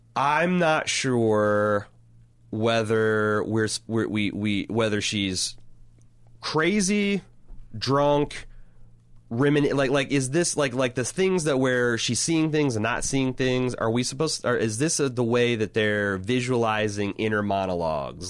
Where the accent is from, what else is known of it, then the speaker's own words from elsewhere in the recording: Indiana, United States; the small towns I grew up in Indiana